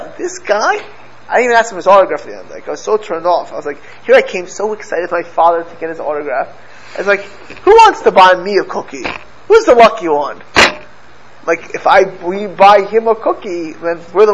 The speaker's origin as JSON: {"language": "English", "town": "Miami", "region": "Florida", "country": "United States", "tie": "born or raised there", "said": "I grew up in Miami"}